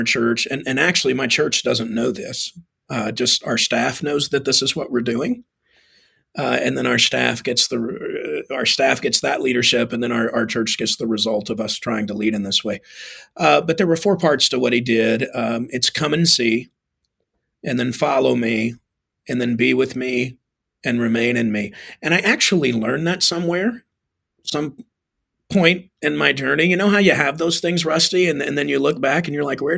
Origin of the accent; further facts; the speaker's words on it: Texas, United States; now in Arizona, United States; I'm from Texas